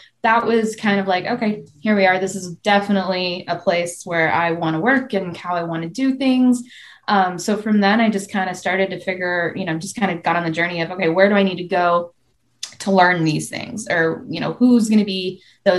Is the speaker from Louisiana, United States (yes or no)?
no; Michigan, United States; moved away as an adult; also born or lived in Florida; my background, I grew up in Michigan.